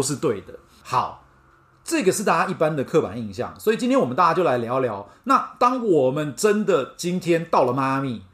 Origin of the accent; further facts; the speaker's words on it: Taiwan; moved away as an adult; also born or lived in Miami; 我们来自台湾的人